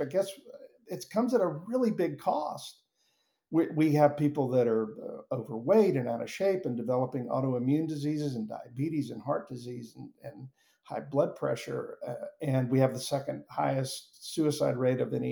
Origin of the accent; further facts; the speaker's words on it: Mobile, Alabama, United States; moved away; also born or lived in Atlanta; I'm originally from Mobile, Alabama